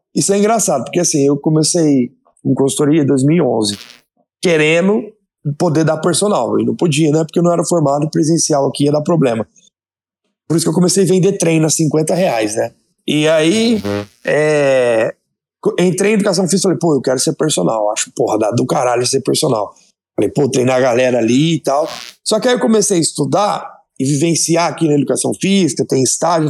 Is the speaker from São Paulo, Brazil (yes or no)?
yes; Votuporanga, São Paulo, Brazil; eu sou de Votuporanga, interior de São Paulo, me formei na universidade aqui da cidade mesmo